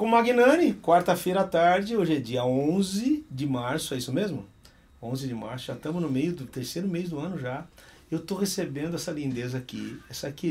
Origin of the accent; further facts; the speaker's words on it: Campinas, São Paulo, Brazil; Porque eu sou de Campinas